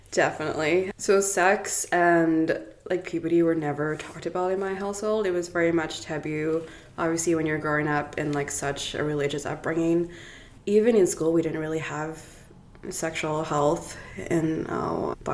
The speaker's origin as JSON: {"language": "English", "town": "Cape Town", "region": "Western Cape", "country": "South Africa", "tie": "born or raised there", "also_born_or_lived": "Toronto, Canada", "moved": "yes", "lives_now": "Kelowna, Canada", "said": "I grew up in uh, Cape Town, South Africa, and in a very religious household. My entire family was Anglican."}